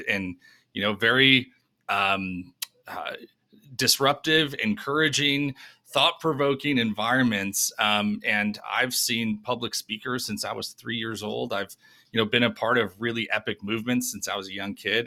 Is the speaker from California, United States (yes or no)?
no; New York, United States; moved away as an adult; also born or lived in Denver; now in Nashville, United States; originally from, uh, from New York